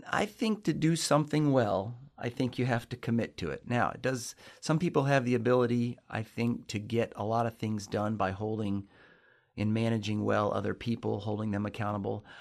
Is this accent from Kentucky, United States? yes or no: yes; Lexington, Kentucky, United States; I'm from Lexington, Kentucky. Born, uh, raised here on the north side of Lexington.